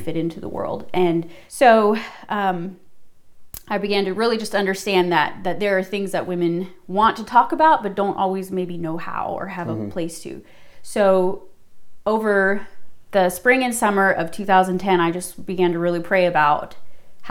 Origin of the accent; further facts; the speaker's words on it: Tennessee, United States; moved away as an adult; now in South Boston, Virginia, United States; I grew up in Tennessee for 17 years of my life, lived there